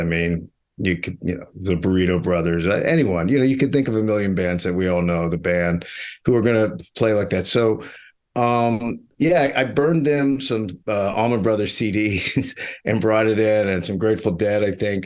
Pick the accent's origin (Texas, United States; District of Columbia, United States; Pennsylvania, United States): Pennsylvania, United States; Pittsburgh; moved away; also born or lived in New York; I grew up in Mister Rogers' actual neighborhood in Pittsburgh